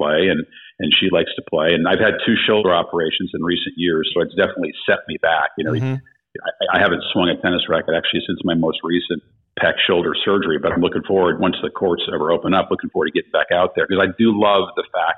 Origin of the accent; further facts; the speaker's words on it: outside of Chicago, Illinois, United States; I grew up outside of Chicago.